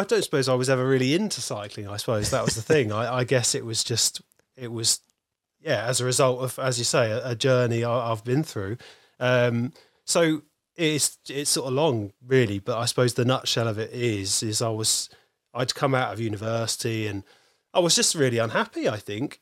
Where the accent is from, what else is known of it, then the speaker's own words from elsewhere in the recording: North Dorset, South West England, United Kingdom; I grew up in North Dorset, which is really, really rural.